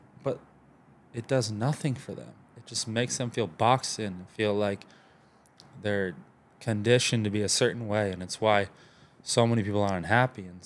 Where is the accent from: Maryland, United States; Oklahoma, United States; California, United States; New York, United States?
Maryland, United States; Baltimore; now in Texas, United States; I grew up in Baltimore. Like, I lived in the city, lived in the suburbs, split time between the two.